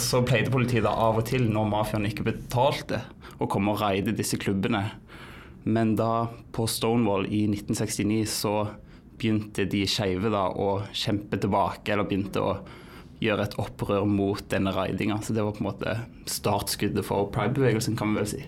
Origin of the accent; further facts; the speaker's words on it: Western Norway, Norway; now in Oslo, Norway; enda en vestlending i Oslo